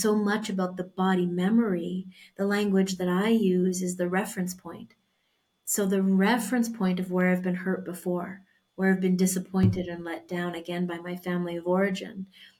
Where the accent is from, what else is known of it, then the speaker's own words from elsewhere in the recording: Canada; moved away as an adult; now in Mexico; I was born in Canada and we moved to Mexico about a year and a half ago now.